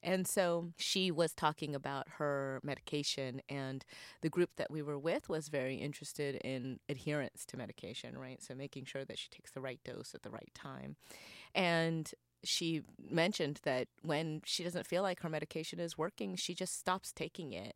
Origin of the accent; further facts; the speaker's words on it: North Carolina, United States; I grew up in North Carolina at a time where being not white or not black was not cool